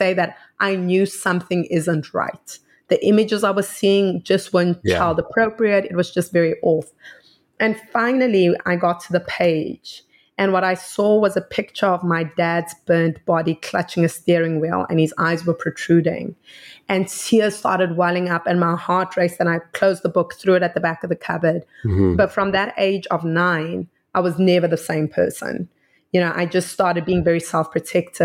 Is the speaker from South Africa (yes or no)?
yes; South Africa; I'm from South Africa